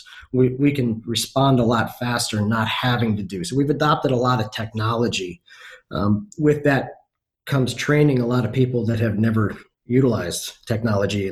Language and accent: English; Northeast, United States; now in Houston, United States; I come from the Northeast